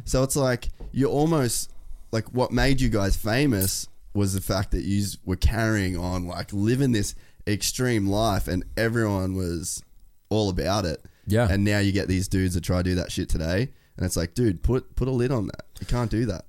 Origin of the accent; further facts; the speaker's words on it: Cairns, Queensland, Australia; I grew up in Cairns, which is middle of fucking nowhere